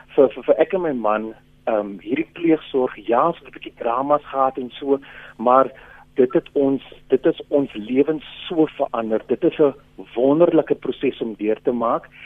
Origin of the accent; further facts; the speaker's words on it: Western Cape, South Africa; ek kom van die Kaap